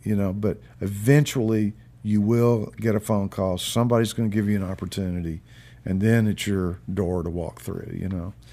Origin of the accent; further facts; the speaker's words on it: Memphis, Tennessee, United States; moved away as an adult; now in Nashville, United States; I came to Nashville from Memphis, which is my, that's where I'm from.